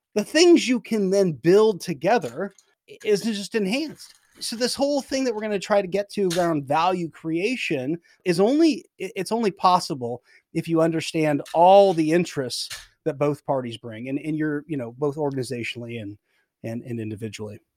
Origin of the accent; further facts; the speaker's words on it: Oregon, United States; I grew up in Oregon